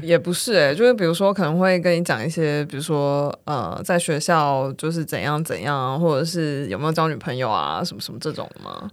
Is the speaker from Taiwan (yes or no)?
yes; Kaohsiung, Taiwan; moved away as an adult; also born or lived in United Kingdom; 因为我是高雄人